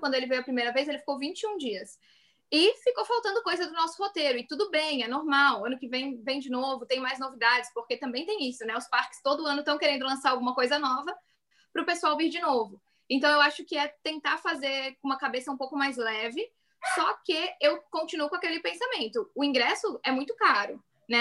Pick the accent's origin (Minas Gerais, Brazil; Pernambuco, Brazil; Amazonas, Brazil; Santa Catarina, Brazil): Santa Catarina, Brazil; Florianópolis; moved away as an adult; now in Orlando, United States; a gente é de Floripa também